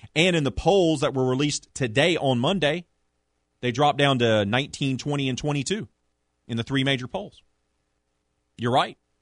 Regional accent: Prairieville, Louisiana, United States; growing up in the Greater Baton Rouge area, Prairieville to be exact, as a kid in the late eighties, early nineties

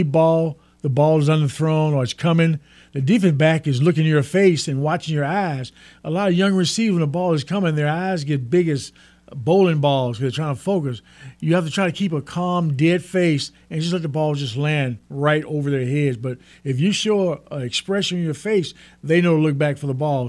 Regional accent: Port Arthur, Texas, United States; I actually grew up with them in the same little town across the state line called Port Arthur, Texas

